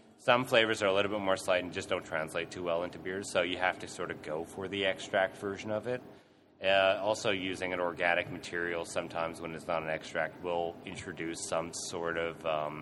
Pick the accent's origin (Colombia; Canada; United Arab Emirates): Canada; now in Australia; I'm from Canada